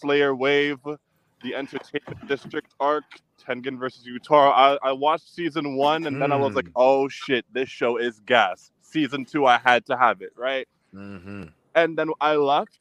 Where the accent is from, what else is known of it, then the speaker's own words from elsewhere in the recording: New York, United States; I'm from New York